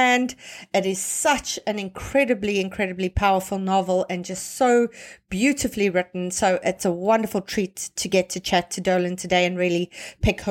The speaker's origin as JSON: {"language": "English", "country": "South Africa", "said": "I come from South Africa"}